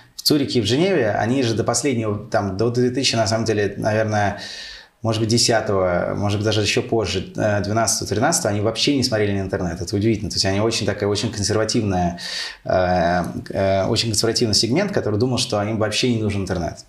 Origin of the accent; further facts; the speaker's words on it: Moscow, Russia; also born or lived in United States; Родился в Москве. Э, тут и прожил э, всю жизнь.